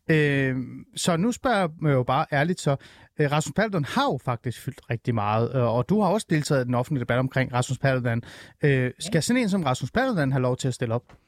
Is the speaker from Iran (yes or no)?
yes; Iran; now in Denmark; jeg er jo oprindeligt fra Iran. Vi er jo flygtet fra det, det iranske præstestyre